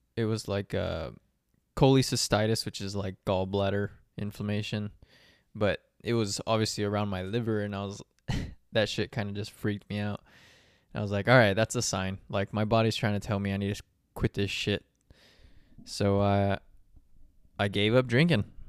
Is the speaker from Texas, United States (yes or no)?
yes; San Antonio, Texas, United States; moved away as an adult; now in Phoenix, United States; I'm from San Antonio